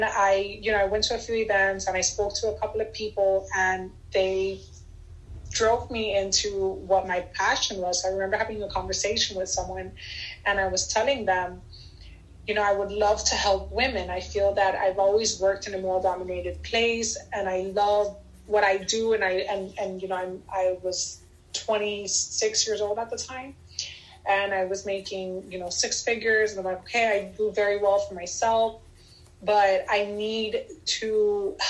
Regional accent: United States; I was born here in the United States, and my father was born in Cuba.

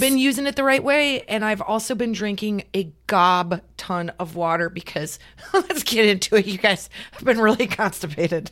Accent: Nebraska, United States; now in California, United States; We're from Nebraska

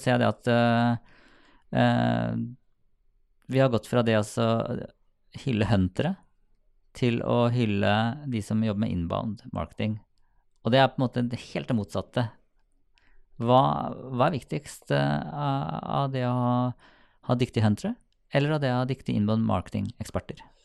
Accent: Sarpsborg, Østfold, Norway; jeg er fra Sarpsborg

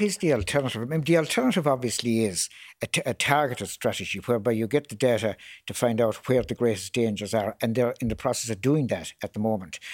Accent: Limerick, Munster, Ireland; my hometown of Limerick

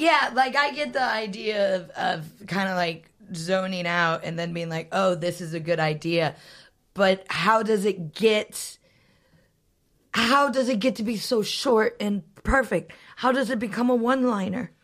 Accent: United States; now in United Kingdom; I'm American

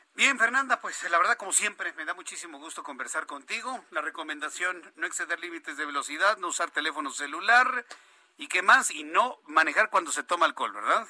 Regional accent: Mexico City, Mexico; del Instituto México primaria, del Instituto México secundaria en Popocatépetl

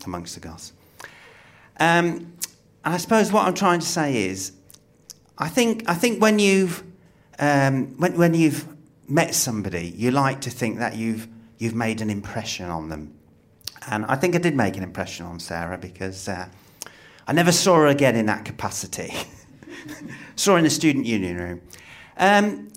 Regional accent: Midlands, United Kingdom; moved away; I was from the Midlands as well

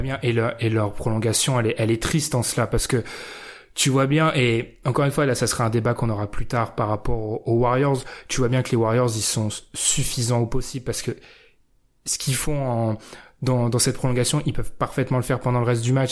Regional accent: France; Je suis français

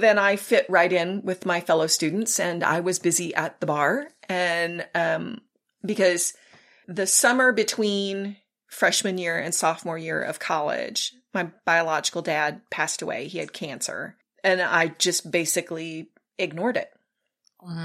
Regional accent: South Texas, United States; So I was raised in South Texas, and back in the day, families always went to church on Sundays. That was the thing. So I was raised in the church.

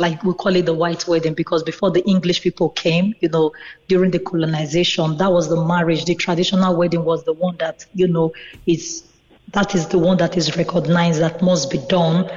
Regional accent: Nigeria; now in Cork, Ireland; in my home country

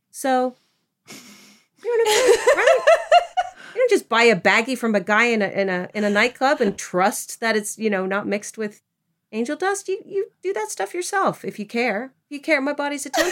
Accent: Philippines; I'm Filipino

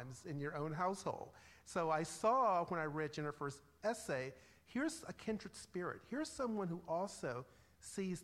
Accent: Chesterfield County, Virginia, United States; also born or lived in Richmond, Virginia; I actually came of age in the 1970s in a southern suburb, Chesterfield County, Virginia.

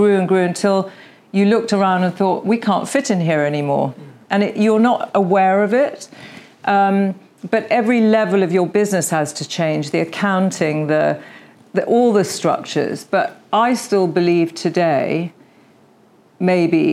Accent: United Kingdom; we are very British

